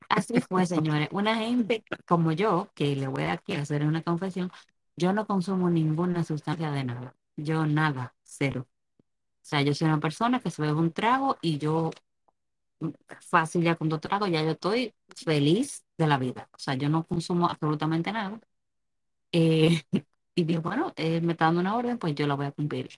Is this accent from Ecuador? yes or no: no; Dominican Republic; now in United States; yo soy dominicana